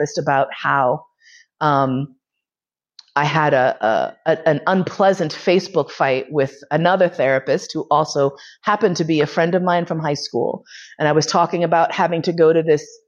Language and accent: English; New York City, New York, United States; now in Vienna, Austria; I grew up in Manhattan. I grew up in East Harlem